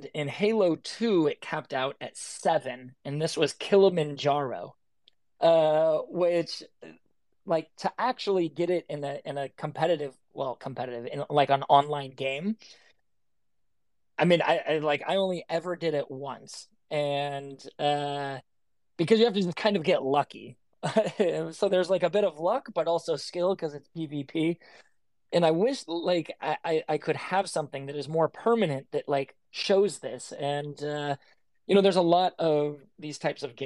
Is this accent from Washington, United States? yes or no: yes; Seattle, Washington, United States; I grew up in Seattle.